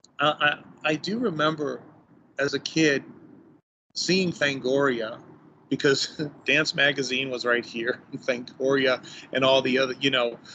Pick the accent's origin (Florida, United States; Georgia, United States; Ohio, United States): Ohio, United States; Cleveland; I grew up in Cleveland